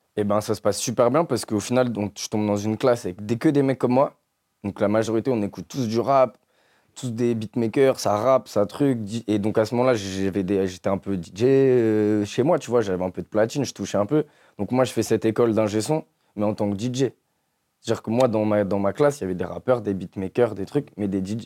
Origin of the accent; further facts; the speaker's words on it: Ville-d'Avray, Île-de-France, France; j'ai grandi dans le 92, à Ville d'Avray.